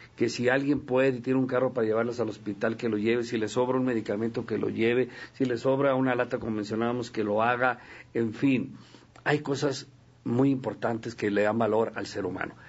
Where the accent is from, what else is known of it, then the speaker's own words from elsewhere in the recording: Sinaloa, Mexico; como somos los sinaloenses